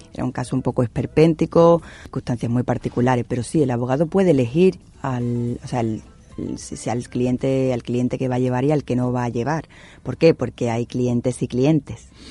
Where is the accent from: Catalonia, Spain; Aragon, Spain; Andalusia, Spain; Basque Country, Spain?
Andalusia, Spain; con nuestra, con nuestra condición, con esta idiosincrasia de aquí